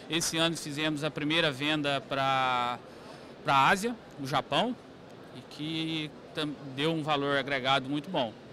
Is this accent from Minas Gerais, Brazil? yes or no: yes; Boa Esperança, Minas Gerais, Brazil; somos lá do, de Boa Esperança, no sul de Minas.